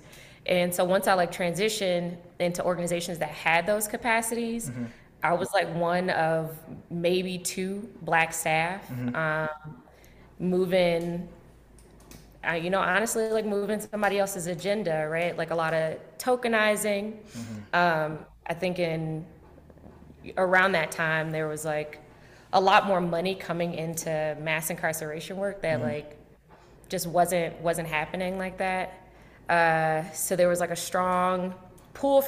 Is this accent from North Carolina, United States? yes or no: no; Chicago, Illinois, United States; born and raised in Chicago